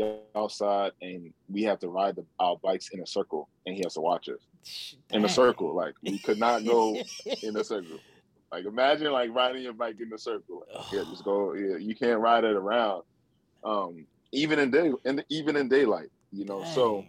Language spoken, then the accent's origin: English; Nigeria; Just being Nigerian. If you're around other Nigerians, you know, it's always a great, it's always love, it's always family.